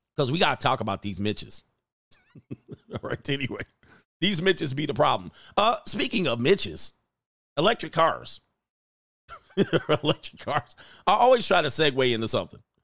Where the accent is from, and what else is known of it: United States